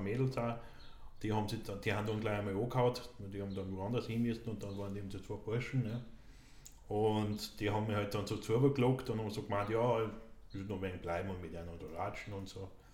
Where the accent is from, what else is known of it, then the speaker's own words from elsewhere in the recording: Austria; in meiner Heimatgemeinde in Tolgau